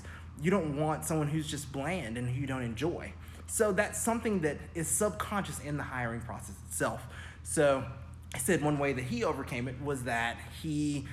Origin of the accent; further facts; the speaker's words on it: Auburn, Alabama, United States; also born or lived in Birmingham, Alabama; I grew up, born and raised in Auburn, Alabama